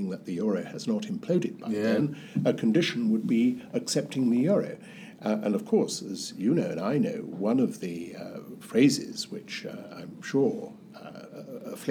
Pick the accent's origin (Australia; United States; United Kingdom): United Kingdom; Wales; as a Welshman